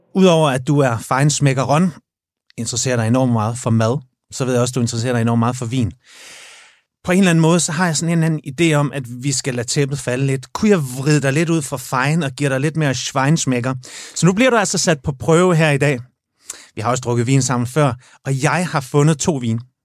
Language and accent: Danish; Jutland, Denmark; moved away; jeg er fra Jylland